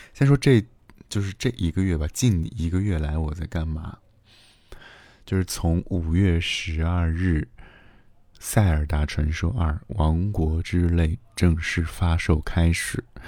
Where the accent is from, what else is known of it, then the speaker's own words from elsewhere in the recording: Xi'an, Shaanxi, China; 从小在西安长大